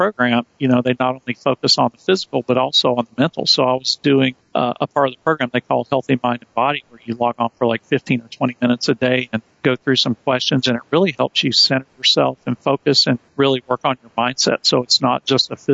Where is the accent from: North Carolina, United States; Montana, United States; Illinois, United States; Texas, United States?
North Carolina, United States; rural; I grew up around a bunch of good old boys in rural North Carolina.